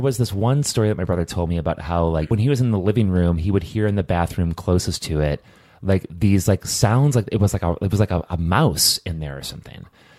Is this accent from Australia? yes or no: yes; Hobart, Tasmania, Australia; which is in the hometown where I grew up in Hobart, things happen there, man.